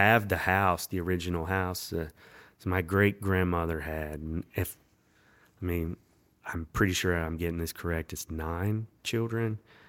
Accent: the South, United States; born there; I mean, I know I was born in the South.

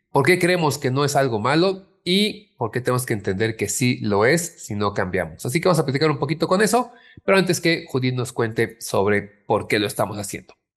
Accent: Mexico; como mexicanos

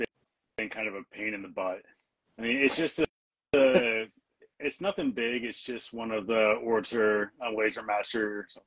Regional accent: Missouri, United States; now in Washington, United States; I'm from Missouri

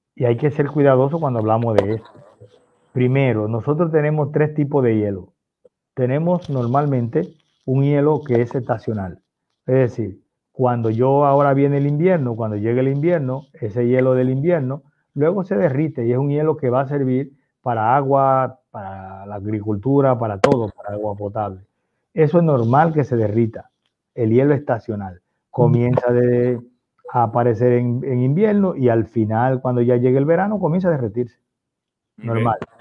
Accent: Puerto Rico; Nosotros somos de Puerto Rico

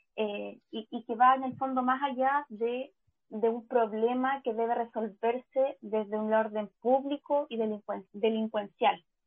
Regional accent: Chile; como, chilenos

